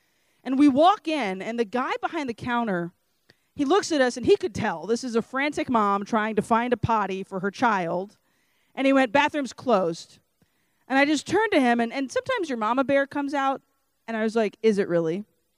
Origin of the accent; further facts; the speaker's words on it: Lake Charles, Louisiana, United States; And I'm obviously from Lake Charles, Louisiana, and I had no desire whatsoever to move to Scranton, Pennsylvania.